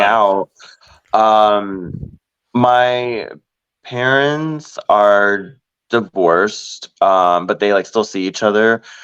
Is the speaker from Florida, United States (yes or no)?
yes; Orlando, Florida, United States; born and raised in Orlando, Florida